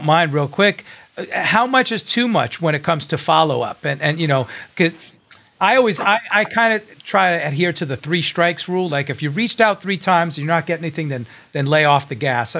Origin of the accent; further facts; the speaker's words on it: New York City, New York, United States; as a New Yorker